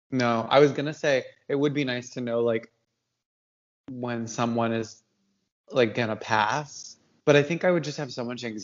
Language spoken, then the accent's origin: English; Canada; I'm French Canadian.